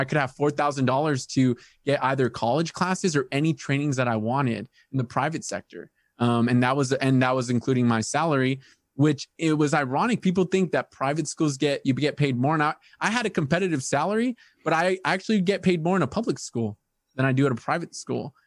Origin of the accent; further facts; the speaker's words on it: El Centro, California, United States; born and raised in El Centro